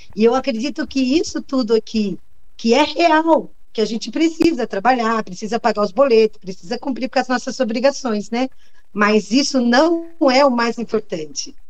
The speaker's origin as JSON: {"language": "Portuguese", "area": "beyond the Vale do Ribeira", "region": "São Paulo", "country": "Brazil", "tie": "born or raised there", "said": "no interior, lá onde eu nasci, eu nasci depois do Vale do Ribeira. Depois do Vale do Ribeira. O Vale do Ribeira já é uma das regiões muito carentes, né, do nosso estado."}